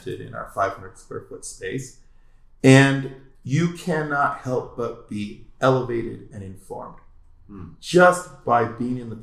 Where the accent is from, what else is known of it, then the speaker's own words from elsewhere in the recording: Oregon, United States; also born or lived in California; now in Colorado, United States; growing up in Oregon